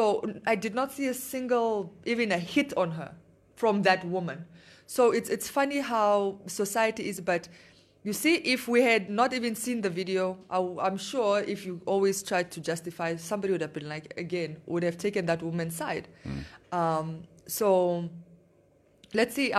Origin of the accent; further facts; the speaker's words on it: northern Namibia, Namibia; I'm from the north.